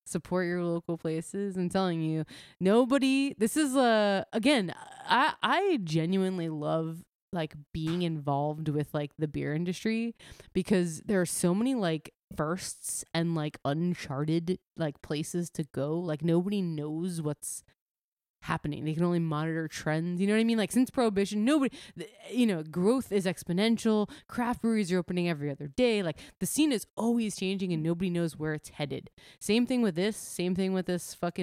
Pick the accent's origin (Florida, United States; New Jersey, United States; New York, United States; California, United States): New Jersey, United States; Carton, my hometown brewery, 3 minutes from where I live, my parents' house, only delivering carton beer to New Jersey